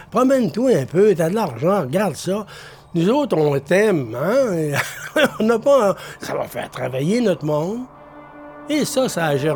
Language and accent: French; Baie-Comeau, Quebec, Canada; Je suis natif de Bécomo. Bécomo est né en 1937 officiellement. Et moi, je suis né en 1942, cinq ans plus tard. Alors, Bécomo et moi-même, on a pas mal grandi en même temps.